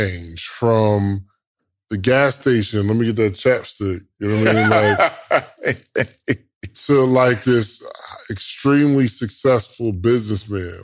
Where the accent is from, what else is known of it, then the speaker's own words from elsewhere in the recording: Willingboro, New Jersey, United States; I'm from Wellingborough, New Jersey.